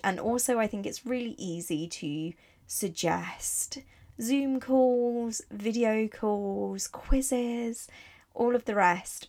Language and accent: English; Italy; moved away; also born or lived in Barcelona; I grew up in Italy